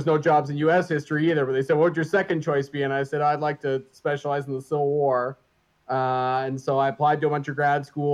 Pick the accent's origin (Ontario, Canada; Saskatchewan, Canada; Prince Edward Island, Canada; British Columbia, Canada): Ontario, Canada; Caledon; moved away as an adult; also born or lived in Washington, D.C.; now in Springfield, United States; I grew up just north of Toronto in a little town called Caledon